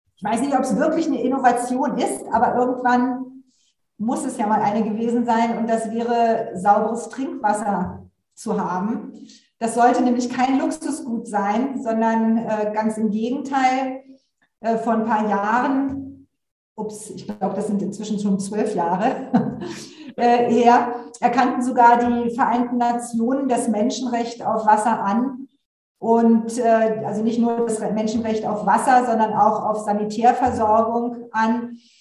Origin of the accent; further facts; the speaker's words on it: Berlin, Germany; ich bin in Berlin, ich komme auch aus Berlin, bin hier aufgewachsen